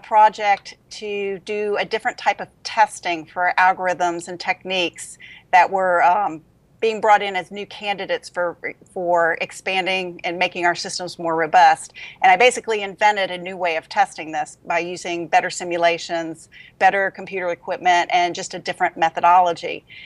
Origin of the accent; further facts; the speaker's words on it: Louisiana, United States; moved away as an adult; also born or lived in Denver; now in Huntsville, United States; I'm from Louisiana